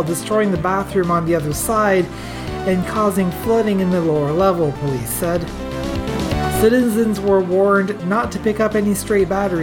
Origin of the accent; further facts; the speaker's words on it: Atlantic Canada, Canada; I come from Atlantic Canada. I come from backwoods Atlantic Canada